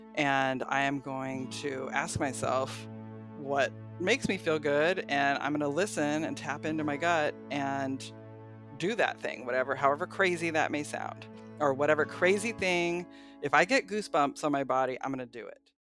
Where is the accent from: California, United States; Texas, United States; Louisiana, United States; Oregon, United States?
Oregon, United States; Portland; moved away as an adult; now in Manzanita, United States; I am from Portland